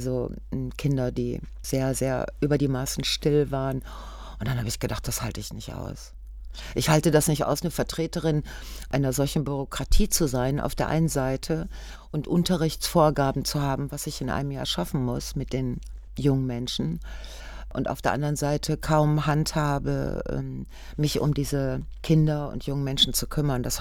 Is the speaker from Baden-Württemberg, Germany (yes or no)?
no; Ruhr area, North Rhine-Westphalia, Germany; ich bin aus dem Ruhrgebiet.